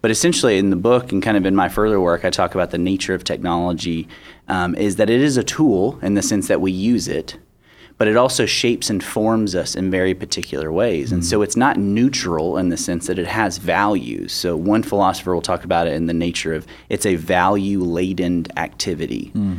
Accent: Nashville, Tennessee, United States; I grew up in Nashville.

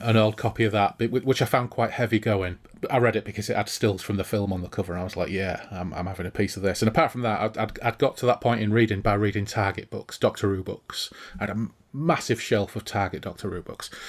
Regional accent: Hull, Yorkshire and the Humber, United Kingdom; growing up in Hull

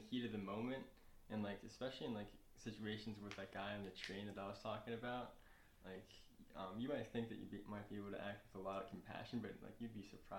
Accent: New York, United States; I'm from New York too, like, and just like, nah, and you're just one of these poor Boston kids too.

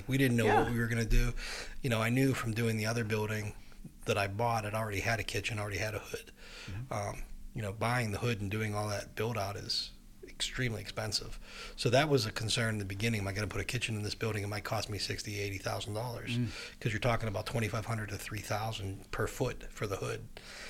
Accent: New Kent, Virginia, United States; I mean, he's from Millville. I'm from New Kent. We're kind of a similar upbringing.

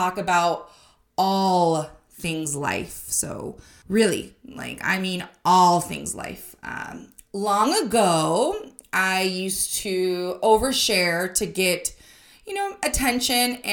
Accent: Arizona, United States; I was born and raised in Arizona

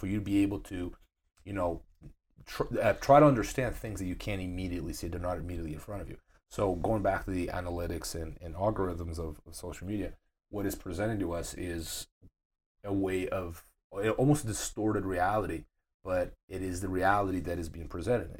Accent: Brazil; moved away; my hometown in Brazil

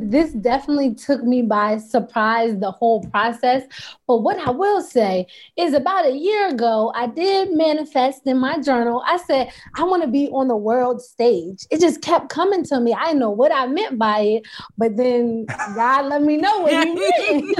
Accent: Baltimore, Maryland, United States; I was raised in Baltimore. I went to art school for middle school, high school.

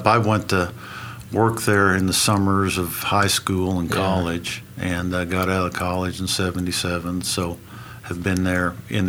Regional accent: Oklahoma City, Oklahoma, United States; So I was born in Oklahoma City

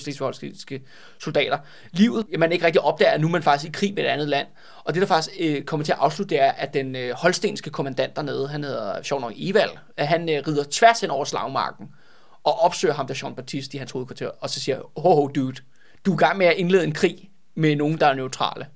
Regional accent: Copenhagen, Capital Region of Denmark, Denmark; jeg er jo også københavner

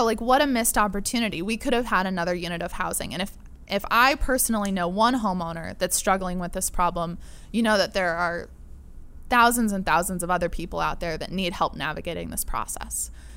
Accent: La Mesa, California, United States; also born or lived in Pennsylvania / Barcelona / Mexico; I grew up in La Mesa

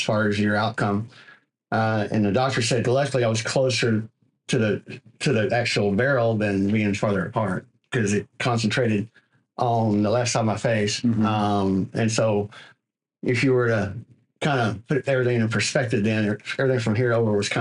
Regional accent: White Oak, Texas, United States; moved away as an adult; also born or lived in Longview, Texas / Tyler, Texas; now in Southeast Texas, United States; I grew up in White Oak, Texas, which is a little small community, about 3,500, maybe a little bigger now, next to Longview, Texas

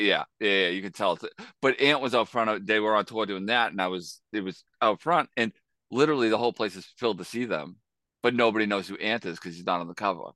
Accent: Boston, Massachusetts, United States; growing up in Boston, as in the early nineties and two thousands

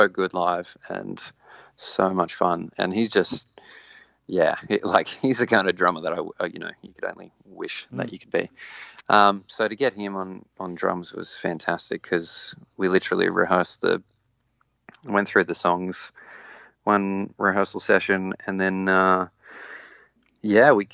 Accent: Walcha, New South Wales, Australia; also born or lived in Sydney; now in Newcastle, Australia; I grew up in Walker, which is a small country town

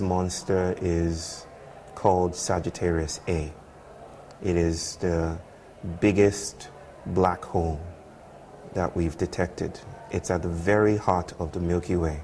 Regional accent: Nigeria; I'm from the Yoruba people from West Africa

